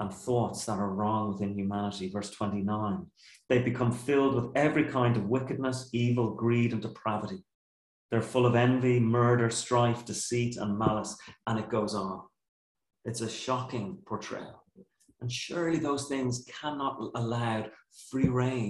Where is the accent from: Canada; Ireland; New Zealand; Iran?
Ireland; our culture as Irish people